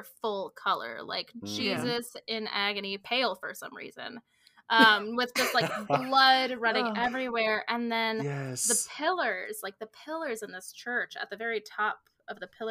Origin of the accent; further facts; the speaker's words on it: San Francisco, California, United States; also born or lived in Bible Belt; now in Maryland, United States; I grew up in San Francisco in a very Chinese neighborhood